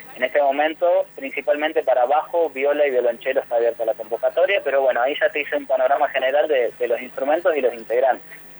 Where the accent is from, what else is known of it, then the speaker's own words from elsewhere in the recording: La Falda, Córdoba, Argentina; acá en mi ciudad natal, que es La Falda